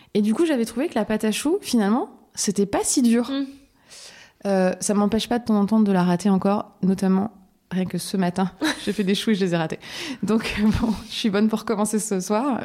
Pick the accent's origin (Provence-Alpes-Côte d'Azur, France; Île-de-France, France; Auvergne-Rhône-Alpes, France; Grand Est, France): Grand Est, France; Lorraine; now in Paris region, France; je suis lorraine.